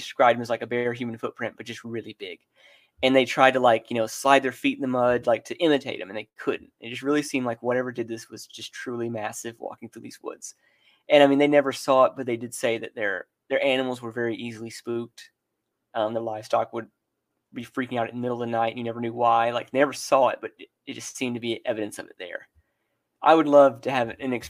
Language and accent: English; Texas, United States; Texas. I grew up about an hour and a half north of Dallas